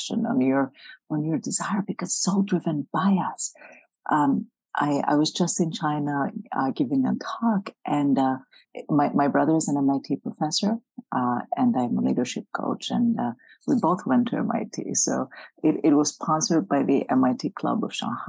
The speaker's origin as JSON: {"language": "English", "country": "Greece", "moved": "yes", "lives_now": "United States", "said": "I'm from Greece originally."}